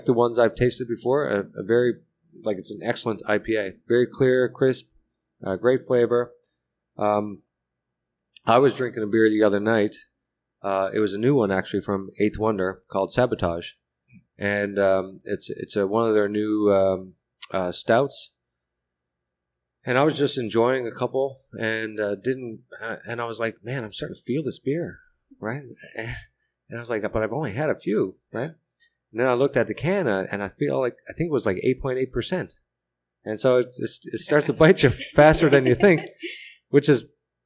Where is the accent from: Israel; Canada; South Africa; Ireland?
Canada; now in Texas, United States; I'm a Canadian